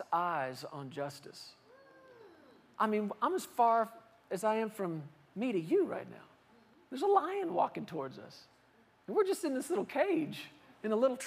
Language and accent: English; Fort Worth, Texas, United States; I grew up in Fort Worth, Texas